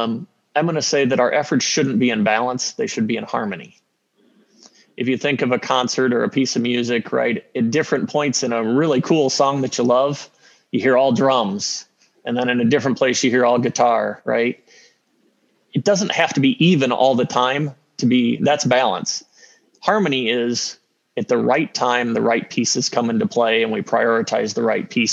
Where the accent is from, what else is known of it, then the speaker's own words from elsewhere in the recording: Peoria, Illinois, United States; moved away; I grew up in Peoria